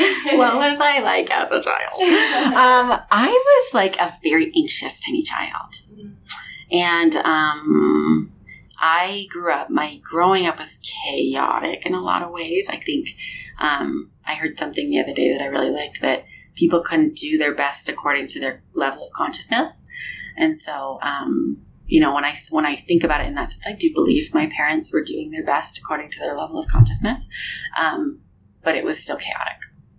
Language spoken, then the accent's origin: English; Denver, Colorado, United States; So I grew up in Denver, moved out here to BYU